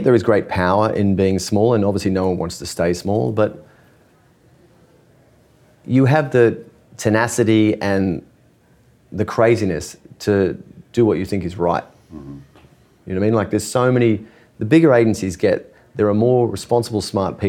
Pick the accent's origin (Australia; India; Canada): Australia; moved away; being an Australian